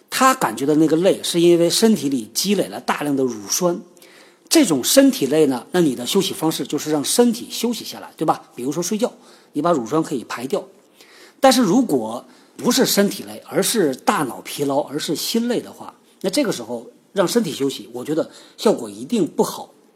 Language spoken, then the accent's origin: Chinese; China; 是我们中国人开发的